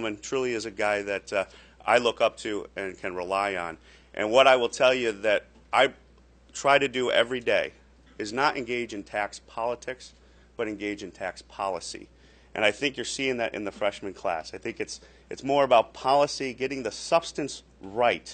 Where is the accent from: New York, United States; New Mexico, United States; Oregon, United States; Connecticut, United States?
New York, United States; Corning; I come from upstate New York, western New York. It's the Amahotan Old District. So I hail from Corning, New York